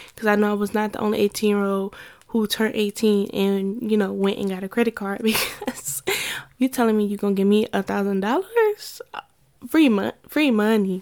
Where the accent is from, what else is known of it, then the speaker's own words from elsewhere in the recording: Ohio, United States; So I'm from Ohio